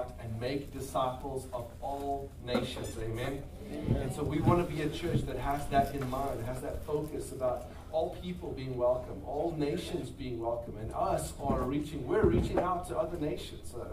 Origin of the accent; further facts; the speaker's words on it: South Africa; moved away as an adult; now in Crowley, United States; We are from South Africa originally. Been here about 3 years.